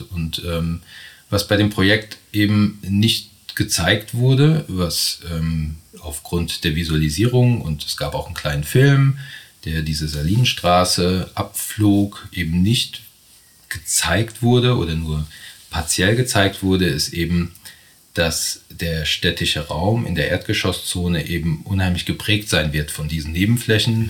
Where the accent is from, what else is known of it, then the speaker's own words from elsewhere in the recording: Bad Kreuznach, Rhineland-Palatinate, Germany; moved away; also born or lived in Stuttgart; Habe mein Büro hier in Bad Kreuznach jahrelang in Stuttgart gelebt ähm, und bin jetzt seit 2016 mit meinem Partner Florian Lachenmann wieder zurück in meine alten Heimat